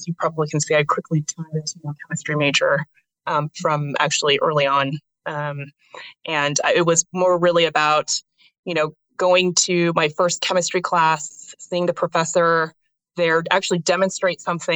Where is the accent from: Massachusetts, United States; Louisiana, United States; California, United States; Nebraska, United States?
California, United States; Cupertino; also born or lived in Kentucky; I grew up actually here in the Bay Area, was born in Kentucky, but less than 5 months after I was born, I was moved to here in San Francisco.